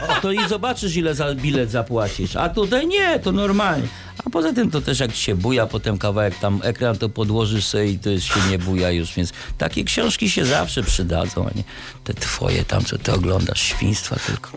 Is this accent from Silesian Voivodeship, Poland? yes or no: no; Warsaw, Masovian Voivodeship, Poland; Ja jestem chłopak z Warszawy